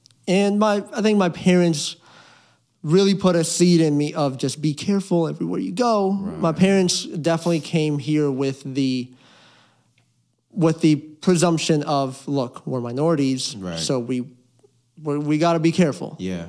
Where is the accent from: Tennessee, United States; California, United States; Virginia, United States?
Virginia, United States; Fairfax; also born or lived in Puerto Rico; Grew up in Fairfax, Virginia. Mm-hmm. Pretty diverse area.